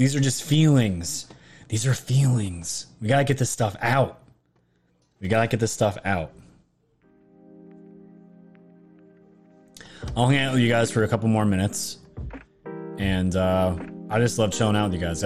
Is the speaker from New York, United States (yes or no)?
yes; New York, United States; growing up in New York my entire life